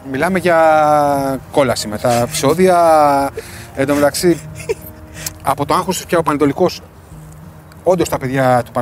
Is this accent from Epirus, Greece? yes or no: yes; Ioannina, Epirus, Greece; Είμαι από τα Γιάννη ήταν, ήταν, χαρά μου να παίζω για την πατρίδα μου, την ιδιαίτερη πατρίδα μου.